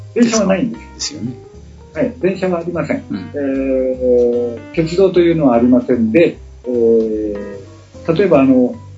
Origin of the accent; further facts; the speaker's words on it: Japan; moved away as an adult; now in Bali, Indonesia; 私の子供時代の私の田舎